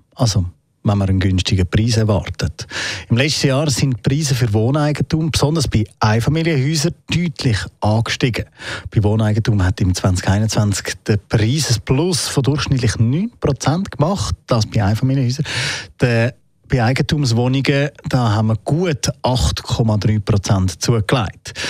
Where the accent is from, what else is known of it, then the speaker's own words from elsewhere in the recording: Zurich, Switzerland; bei uns in Zürich